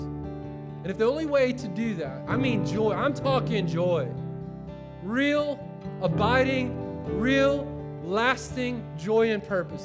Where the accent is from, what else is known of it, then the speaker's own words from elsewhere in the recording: Winter Haven, Florida, United States; moved away; also born or lived in Chicago; I grew up in Winter Haven, Florida